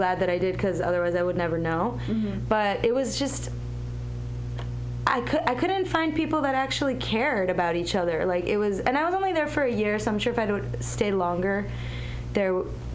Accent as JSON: {"language": "English", "town": "Milwaukee", "region": "Wisconsin", "country": "United States", "tie": "born or raised there", "also_born_or_lived": "Israel / New York", "moved": "yes", "lives_now": "San Francisco, United States", "said": "I grew up in Milwaukee"}